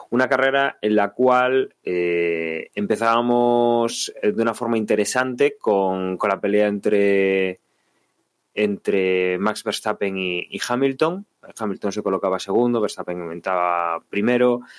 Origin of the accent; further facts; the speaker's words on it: Spain; como aficionados españoles, en, Carlos Sainz, a ver qué podía hacer